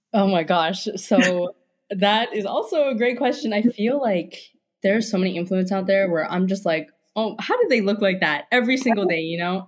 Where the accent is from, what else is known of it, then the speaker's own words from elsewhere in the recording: Hawaii, United States; moved away as an adult; also born or lived in Pacific Northwest; I grew up in Hawaii